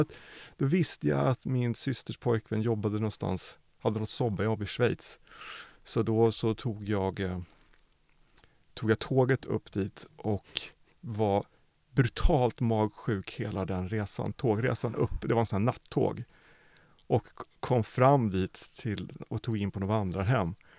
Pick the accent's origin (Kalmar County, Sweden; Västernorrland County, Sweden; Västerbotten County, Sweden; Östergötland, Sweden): Östergötland, Sweden; Norrköping; jag är född i Norrköping